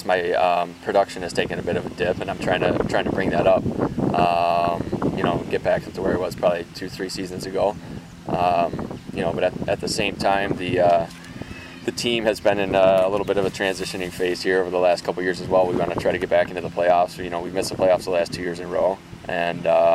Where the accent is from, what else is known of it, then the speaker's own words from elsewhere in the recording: Detroit, Michigan, United States; coming here to obviously be in my hometown